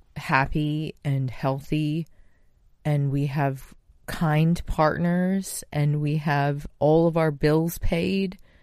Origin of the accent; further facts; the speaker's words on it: United States; I'm Japanese American